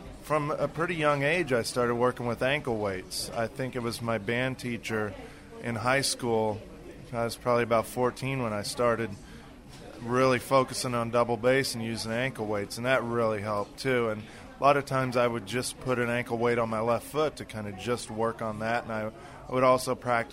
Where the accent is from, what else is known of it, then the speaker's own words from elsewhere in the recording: Kansas, United States; moved away; I was growing up in Kansas